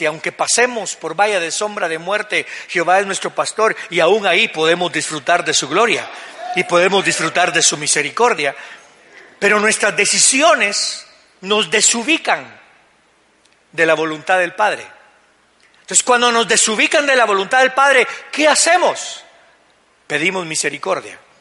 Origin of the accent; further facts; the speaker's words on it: Guatemala; como buenos guatemaltecos que somos